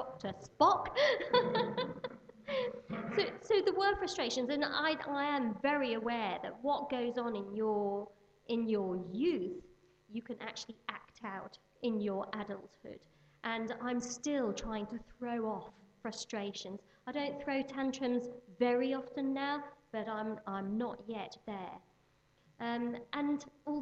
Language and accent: English; Birmingham, West Midlands, United Kingdom; I was born in Birmingham, so I'm a Midlander.